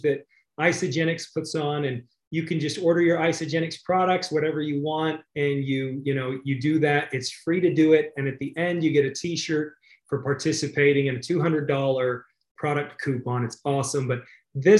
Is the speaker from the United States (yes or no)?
yes; the West, United States; I grew up in the West